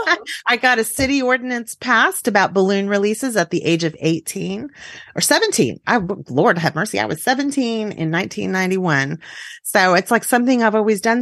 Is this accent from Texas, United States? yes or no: yes; Texas, United States; as a Texan